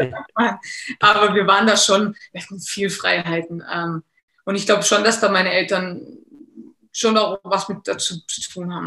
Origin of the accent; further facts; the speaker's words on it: Germany; Hier in Deutschland ist es schwierig immer gewesen, weil äh, du wirst halt als Deutsche gesehen